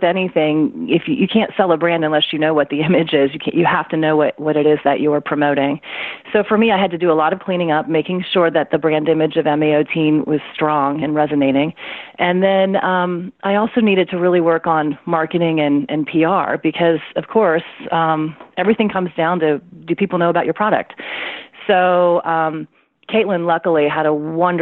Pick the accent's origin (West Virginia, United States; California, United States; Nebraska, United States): West Virginia, United States; moved away as an adult; also born or lived in Philadelphia; I'm from West Virginia, although I was living in Philadelphia at the time